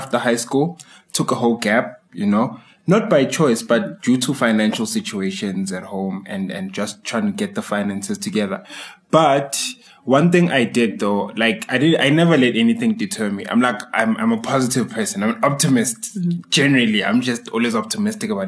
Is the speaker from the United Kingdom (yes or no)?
no; Tembisa, Gauteng, South Africa